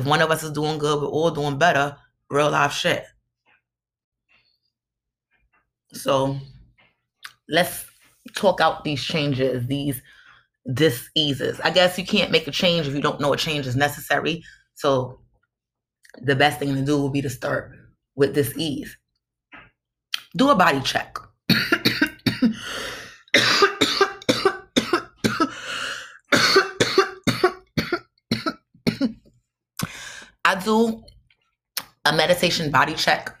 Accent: New York City, New York, United States; I'm from Brooklyn

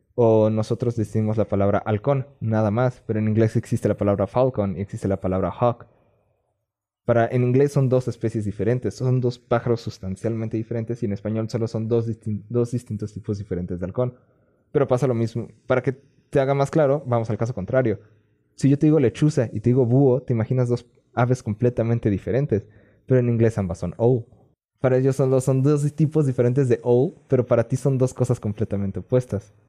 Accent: Mexico; accent: Mexican Spanish

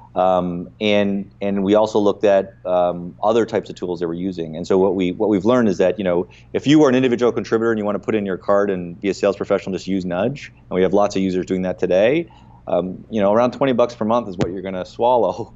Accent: Canada; as a Canadian founder

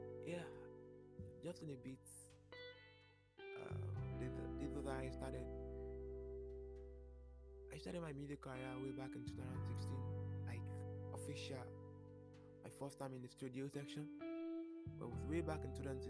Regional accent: Lagos, Nigeria; was born and brought up in Nigeria

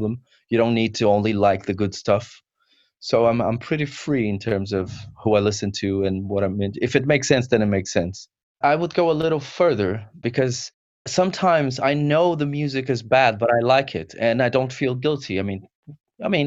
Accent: São Paulo, Brazil; now in United Kingdom; I'm not from the UK. I'm from Brazil, São Paulo, Brazil

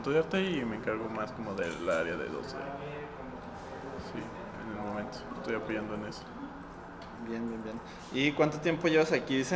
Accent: Guanajuato, Mexico; Yo soy de Guanajuato.

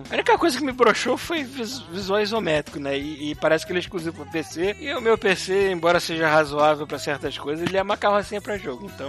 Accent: Cotia, São Paulo, Brazil; tenho 21 anos, sou de Cotia, é São Paulo.

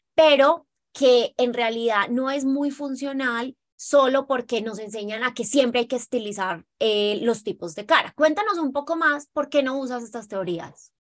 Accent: Colombia; somos las dos colombianas

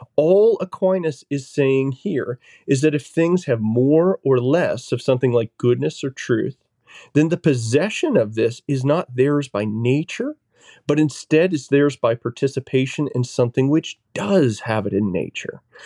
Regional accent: New Hampshire, United States; Originally from New Hampshire.

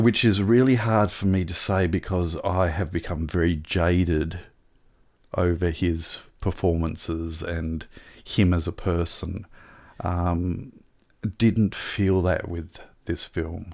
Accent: Tasmania, Australia; I grew up in Tasmania

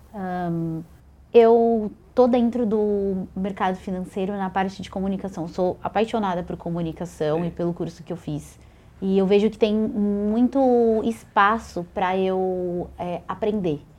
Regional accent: São Paulo, Brazil; sou aqui de São Paulo

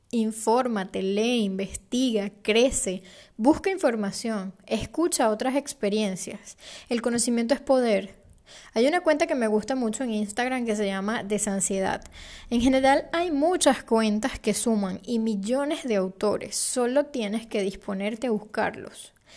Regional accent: Venezuela

